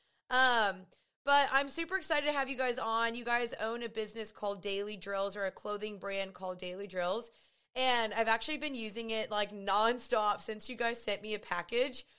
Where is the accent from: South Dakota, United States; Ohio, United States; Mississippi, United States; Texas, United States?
Texas, United States; Dallas; I'm 28 years old. I'm from Dallas.